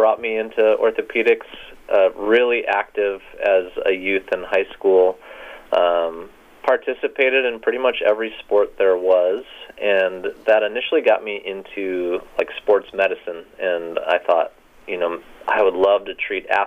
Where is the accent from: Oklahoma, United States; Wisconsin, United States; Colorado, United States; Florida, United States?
Wisconsin, United States; Rhinelander; moved away as an adult; also born or lived in Madison, Wisconsin / Kalamazoo, Michigan; I was born and raised in Rhinelander, Wisconsin